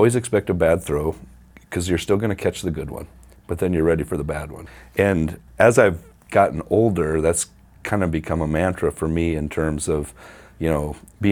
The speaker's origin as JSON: {"language": "English", "town": "Mount Vernon", "country": "United States", "tie": "born or raised there", "also_born_or_lived": "Huron", "said": "I grew up in Mount Vernon"}